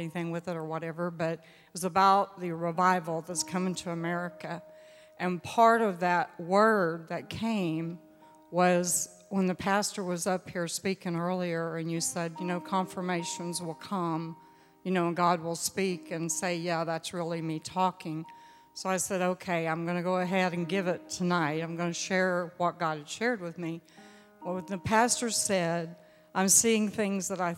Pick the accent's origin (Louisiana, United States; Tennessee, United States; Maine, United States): Louisiana, United States; I'm from Louisiana